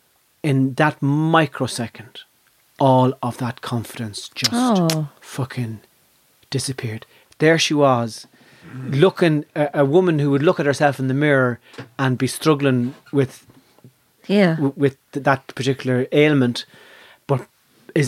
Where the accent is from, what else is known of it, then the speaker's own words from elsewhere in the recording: Ireland; And being Irish... That part of your brain never closes over.